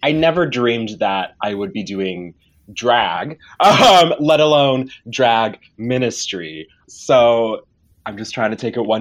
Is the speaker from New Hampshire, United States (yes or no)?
no; Bartonville, Illinois, United States; now in Bloomington, United States; I grew up in Bartonville, Illinois, which is right outside of Peoria, but I moved to Bloomington for school.